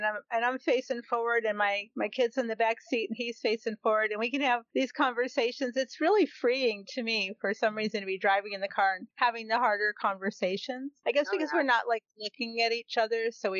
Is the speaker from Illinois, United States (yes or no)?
no; Cleveland, Ohio, United States; I grew up in Cleveland, and it was very diverse.